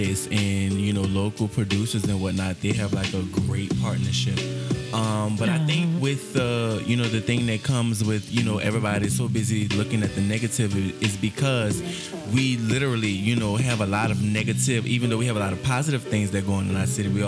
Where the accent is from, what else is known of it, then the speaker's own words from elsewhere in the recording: New Orleans, Louisiana, United States; I'm from New Orleans or whatever. Ooh, that sounds so New Orleans when I did that.